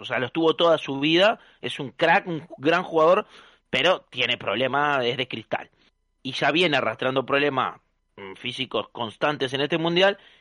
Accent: Uruguay; moved away; a pesar de que soy uruguayo

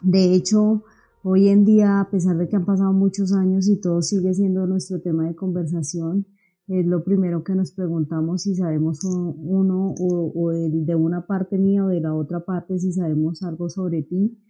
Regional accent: Bogotá, Colombia; yo soy una bogotana

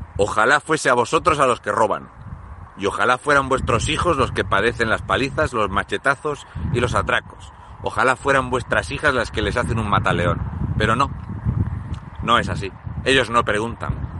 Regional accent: Fuente Álamo de Murcia, Region of Murcia, Spain; yo soy de Fuente Álamo de Murcia

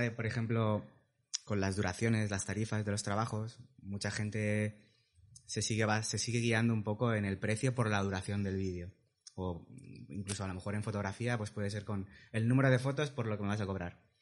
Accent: Valencia, Valencian Community, Spain; tengo 36 años, soy de Valencia

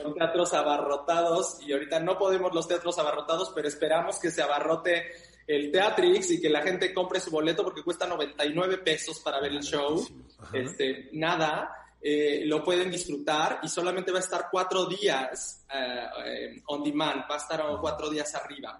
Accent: Mexico; en mi país, en México

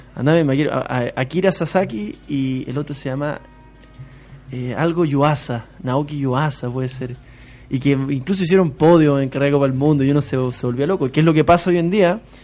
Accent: Chile

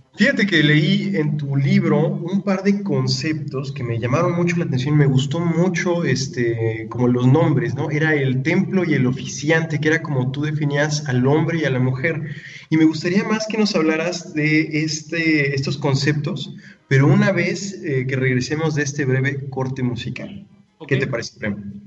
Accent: Puebla, Mexico; una banda mexicana, poblana de hecho, de donde soy yo

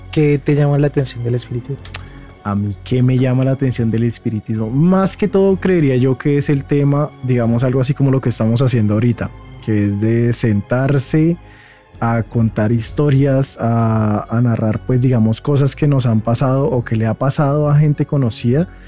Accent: Zipaquirá, Cundinamarca, Colombia; somos de Zipaquirá.

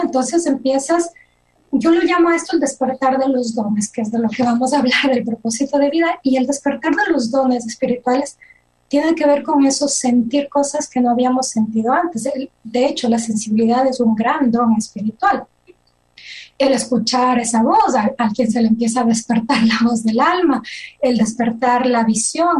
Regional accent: Ecuador; moved away as an adult; now in Switzerland; soy ecuatoriana y actualmente residente y nacionalizada en Suiza porque mi esposo es suizo. Eh, mi profesión original es psicología clínica, es lo que estudié allá en Ecuador

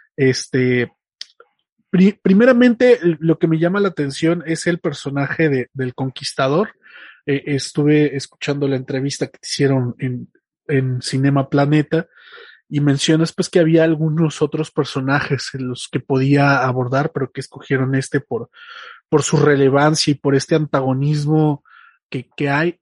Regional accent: Mexico; nuestra historia como mexicanos

